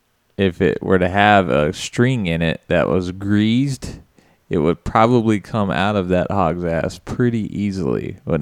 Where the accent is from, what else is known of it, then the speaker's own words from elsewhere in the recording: Mobile, Alabama, United States; From Mobile, Alabama.